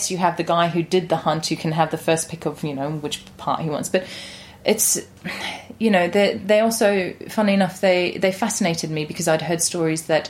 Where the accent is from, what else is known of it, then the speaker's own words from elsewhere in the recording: Johannesburg, Gauteng, South Africa; also born or lived in London; now in England; I was born in Johannesburg in South Africa